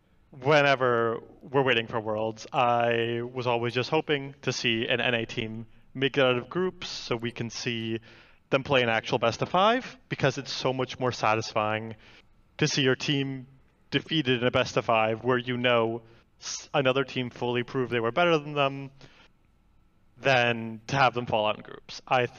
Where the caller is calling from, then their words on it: Austin, Texas, United States; I am calling from Austin, Texas.